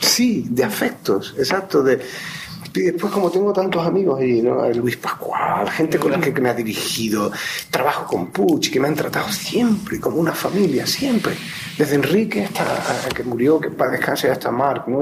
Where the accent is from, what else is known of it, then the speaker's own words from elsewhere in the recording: Málaga, Andalusia, Spain; moved away; nacimos en Málaga